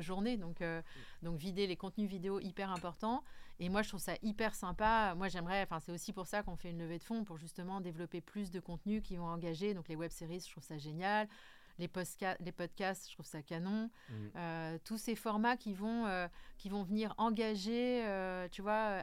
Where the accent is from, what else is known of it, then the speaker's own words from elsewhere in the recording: Corsica, France; je suis plus une fille du Sud, hein, je suis corse